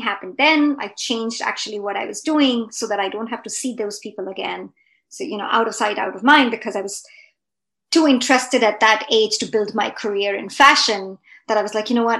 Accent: India; moved away as an adult; now in Canada; I grew up in India, right? So I'm an immigrant to Canada. I immigrated when I was 25. So I pretty much grew up my whole life in India

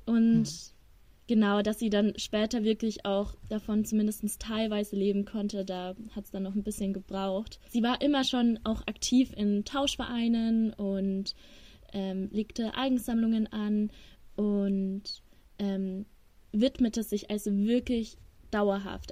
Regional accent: Ingolstadt, Bavaria, Germany; moved away as an adult; now in Regensburg, Germany; ich komme aus Ingolstadt

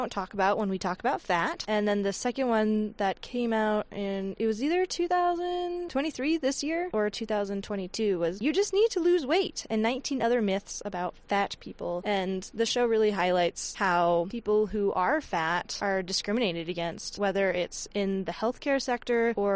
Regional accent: Utah, United States; I grew up in Utah

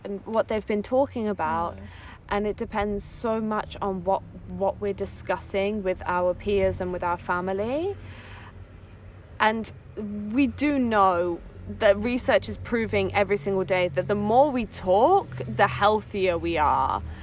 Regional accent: England, United Kingdom; moved away as an adult; also born or lived in Netherlands / Rome, Italy; now in Italy; I grew I grew up in England. That's like my my background, where my accent comes from.

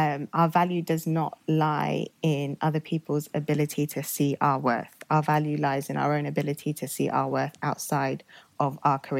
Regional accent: Oxford, South East England, United Kingdom; also born or lived in Nigeria; I grew up in Oxford pretty much my whole life. I moved from Nigeria when I was young, very young

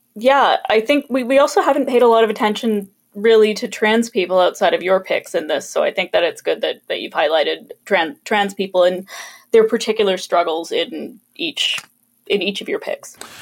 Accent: Kelowna, British Columbia, Canada; Kelowna, my hometown

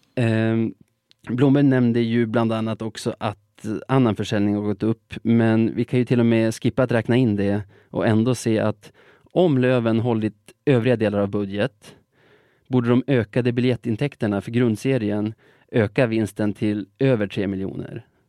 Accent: Sweden; som svensk

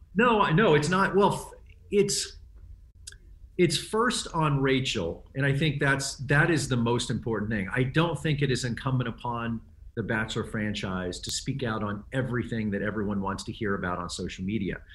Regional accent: Texas, United States; I grew up in Texas in the seventies

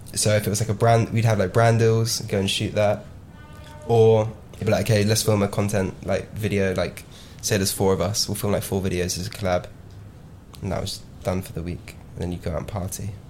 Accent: Devon, South West England, United Kingdom; Growing up in Devon

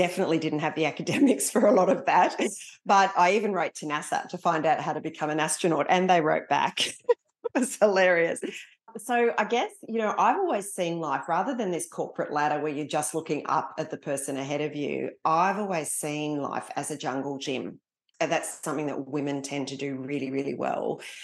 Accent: East Coast, Australia; also born or lived in Singapore / Malaysia / Papua New Guinea; So I was born in Singapore, lived in Malaysia and then New Guinea before heading home at the ripe old age, I think I was about 5, and living up and down the east coast of Australia while my father was still serving in the army.

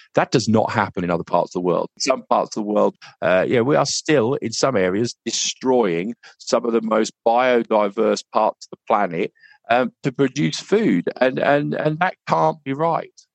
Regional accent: United Kingdom; we as British farmers

